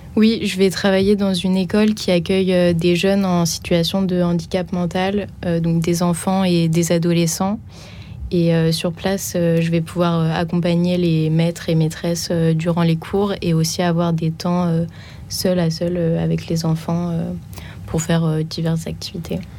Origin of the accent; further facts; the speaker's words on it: Reims, Grand Est, France; moved away as an adult; now in Paris, France; je suis originaire de Reims